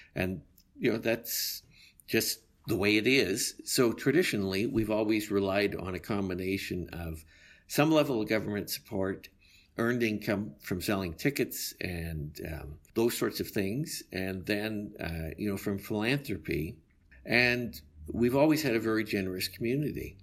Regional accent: Calgary, Alberta, Canada; When I was a child growing up in Calgary, it was two hundred thousand to two hundred forty thousand people

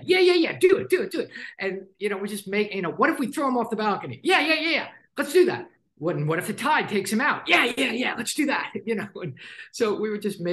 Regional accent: New Jersey, United States; I grew up in New Jersey

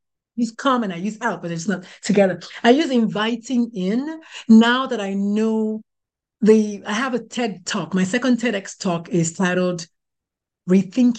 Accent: Nigeria; moved away as an adult; now in United States; I was born, bred, buttered, and slightly burned in Nigeria.

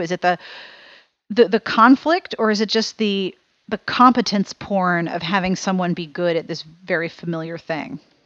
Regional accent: Pittsburgh, Pennsylvania, United States; moved away as an adult; also born or lived in South Carolina; when I was growing up in Pittsburgh

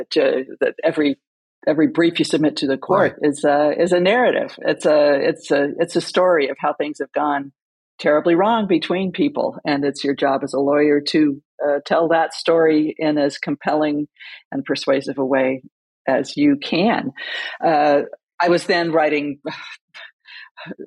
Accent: California, United States; I grew up in California

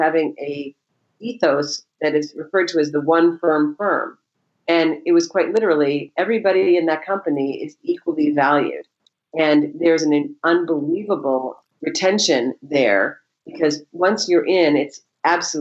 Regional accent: Maine, United States; I grew up in Maine, and I happen to know a lot of people in Maine.

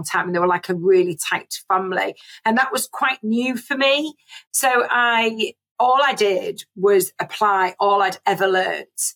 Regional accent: Scarborough, Yorkshire and the Humber, United Kingdom; moved away as an adult; also born or lived in Bradford / Leeds; I was born and bred in Scarborough and decided that I needed to leave and went off to Bradford University

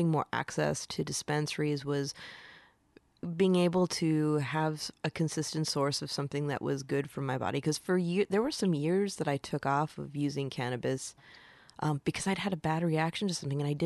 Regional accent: Michigan, United States; moved away; I'm originally from Michigan

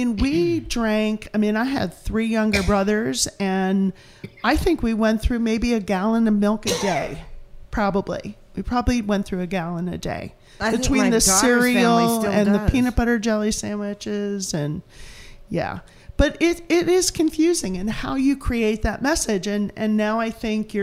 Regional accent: Philadelphia, Pennsylvania, United States; moved away; I'm from Philadelphia

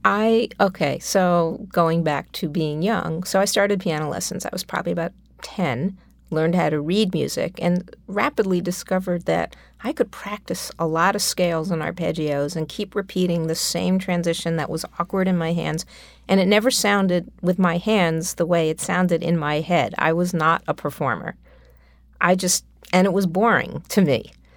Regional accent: New York City, New York, United States; I grew up on the Upper West Side of Manhattan

